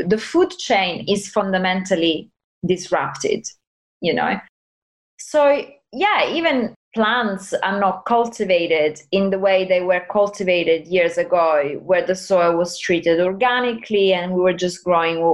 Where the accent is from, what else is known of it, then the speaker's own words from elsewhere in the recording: Italy; I'm from Italy. I was raised eating everything